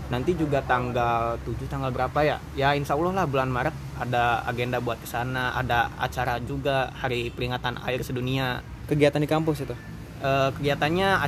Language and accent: Indonesian; Majalengka, West Java, Indonesia; nih teman-teman perkenalkan ya … aku asalnya dari Munjul Majalengka kene ya deket-deket pusat kota lah